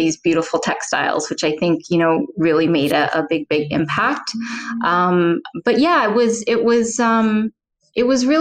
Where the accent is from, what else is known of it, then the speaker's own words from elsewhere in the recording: New Orleans, Louisiana, United States; moved away; growing up in New Orleans